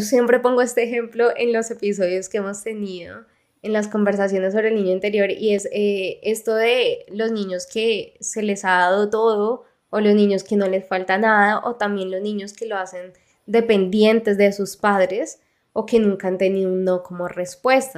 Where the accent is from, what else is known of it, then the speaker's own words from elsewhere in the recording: Mexico; de México